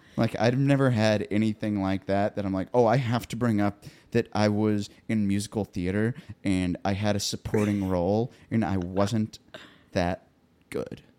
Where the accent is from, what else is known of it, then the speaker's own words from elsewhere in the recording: Columbia, United States; now in Nashville, United States; up in Columbia where I'm from